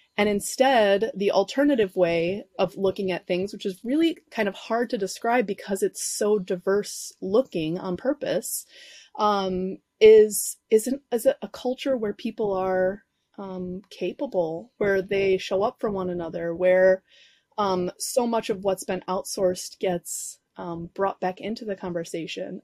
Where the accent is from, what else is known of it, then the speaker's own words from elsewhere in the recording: Chicago, Illinois, United States; moved away as an adult; now in Uruguay; I grew up in Chicago, you know, this, in the city, Southside